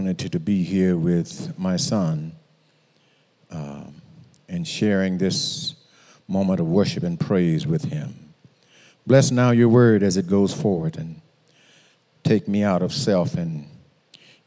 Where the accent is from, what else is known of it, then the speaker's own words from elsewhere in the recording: Moss Point, Mississippi, United States; I grew up in Moss Point